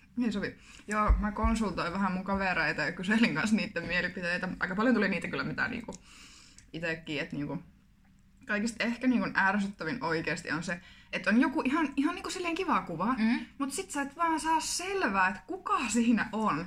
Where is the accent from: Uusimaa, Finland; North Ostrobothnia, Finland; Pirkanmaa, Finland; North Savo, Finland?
North Savo, Finland; Kuopio; now in Jyväskylä, Finland; Kuopiosta olen kotoisin.